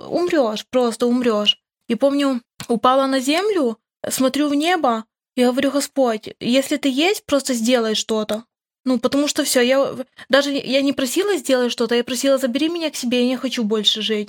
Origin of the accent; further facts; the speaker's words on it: Khmelnytskyi Oblast, Ukraine; Я тоже с Украины, с Хмельницкой области